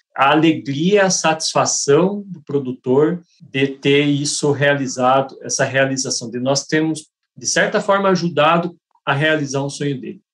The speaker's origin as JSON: {"language": "Portuguese", "town": "Curitiba", "region": "Paraná", "country": "Brazil", "said": "Sou daqui de Curitiba"}